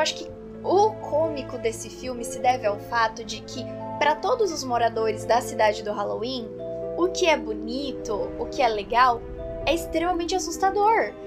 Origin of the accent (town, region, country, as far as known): Brazil